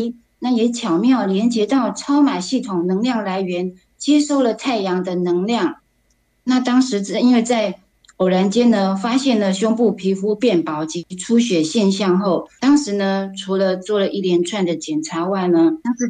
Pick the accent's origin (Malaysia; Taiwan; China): Taiwan; Taipei